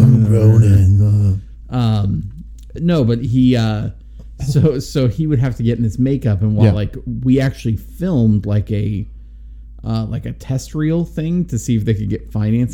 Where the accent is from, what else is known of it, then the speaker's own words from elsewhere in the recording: Nebraska, United States; back in the late 90s, when I was in high school, I auditioned for a movie that was going to be filmed locally here in Nebraska.